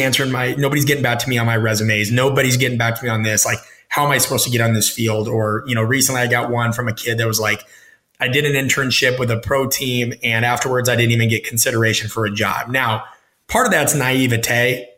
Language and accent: English; Omaha, Nebraska, United States; I'm from Omaha. I grew up in the shadow of Husker power